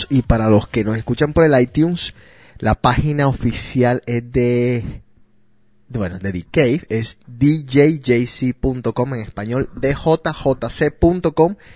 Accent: Neiva, Huila, Colombia; Soy de Neiva, oh bien.

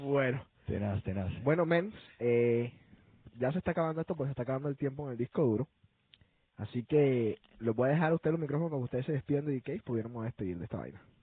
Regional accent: Colombia; yo soy de Colombia

